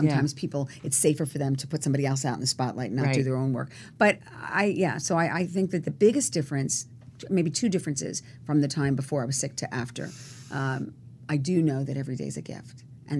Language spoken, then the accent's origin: English; Cherry Hill, New Jersey, United States; also born or lived in New York City / Bronx, New York; and I was born there, and then we lived in the Bronx at first. And then when I was 6, we moved to New Jersey, a place called Cherry Hill, New Jersey.